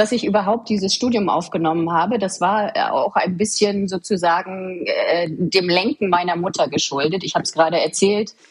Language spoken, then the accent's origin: German; Waren, Mecklenburg-Vorpommern, Germany; born there; Ich bin 1985 ähm, geboren in Waren, so wie du es schon sagst. Sehr schöne Stadt. Mittlerweile ein staatlich anerkanntes Heilbad. Ich erzähle das auch immer sehr gerne, wo ich herkomme